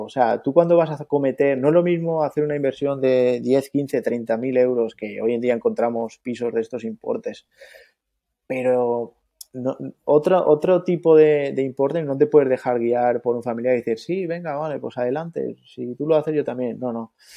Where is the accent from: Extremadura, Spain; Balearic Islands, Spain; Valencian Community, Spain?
Balearic Islands, Spain; Mallorca; also born or lived in Andalusia; vivo en Mallorca, pero toda mi familia es andaluza, incluso yo nací en Andalucía, pero llevo aquí toda la vida